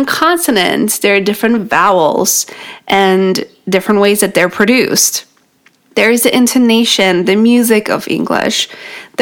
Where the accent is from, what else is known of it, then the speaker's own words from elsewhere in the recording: New York, United States; first language Polish; English is a second language; In New York, that's where I'm from